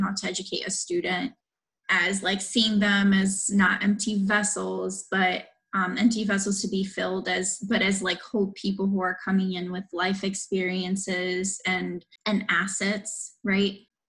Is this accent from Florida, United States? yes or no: yes; Miami, Florida, United States; I grew up in Miami, right?